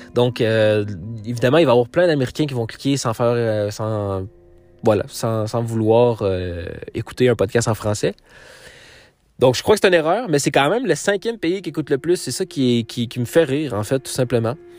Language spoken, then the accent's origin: French; Quebec, Canada; je viens du Québec, je viens du Canada